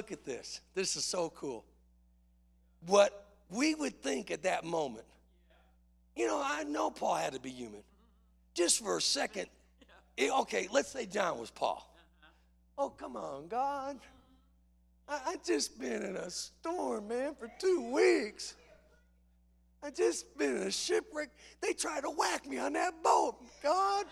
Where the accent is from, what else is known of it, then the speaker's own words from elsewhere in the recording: Chicago, Illinois, United States; I grew up in Chicago